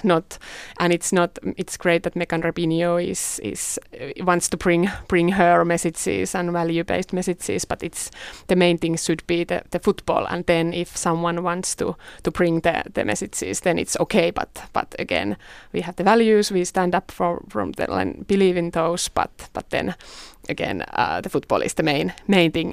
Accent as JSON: {"language": "English", "town": "Tampere", "region": "Pirkanmaa", "country": "Finland", "moved": "yes", "said": "I'm from Tampere, and, and that is obviously the best best place in whole Finland"}